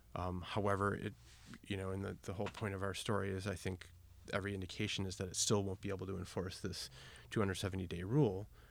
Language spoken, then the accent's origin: English; Milwaukee, Wisconsin, United States; moved away as an adult; now in Portland, United States; I'm from Milwaukee, Wisconsin. I'm a Cheesehead